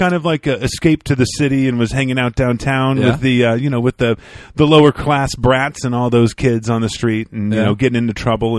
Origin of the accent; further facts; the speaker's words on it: Atlanta, Georgia, United States; now in Los Angeles, United States; I'm born and raised in the Hothlanta. In the ATL.